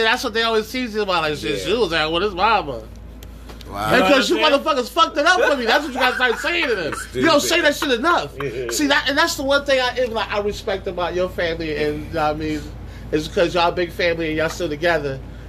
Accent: Buffalo, New York, United States; I'm from the Perry's

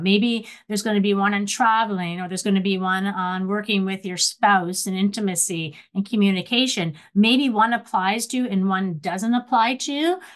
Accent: Nova Scotia, Canada; moved away as an adult; also born or lived in Ontario; when I came to Western University, Ontario, I was from Nova Scotia

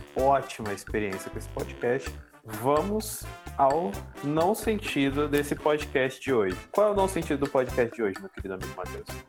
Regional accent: Brazil; eu sou brasileiro, amo assim, o meu país

